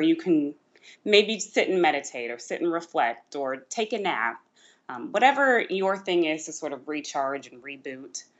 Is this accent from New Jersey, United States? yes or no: no; Georgia, United States; moved away as an adult; now in Virginia, United States; I grew up not in Virginia at all. I actually grew up in Georgia.